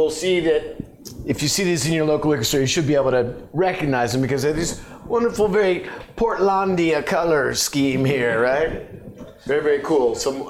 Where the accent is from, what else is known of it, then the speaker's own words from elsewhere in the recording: Eugene, Oregon, United States; I grew up in Eugene